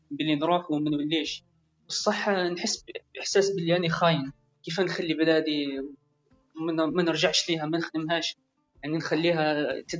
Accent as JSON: {"language": "Arabic", "town": "Constantine", "region": "Constantine Province", "country": "Algeria", "tie": "born or raised there", "also_born_or_lived": "Damascus, Syria", "moved": "as an adult", "lives_now": "Turkey"}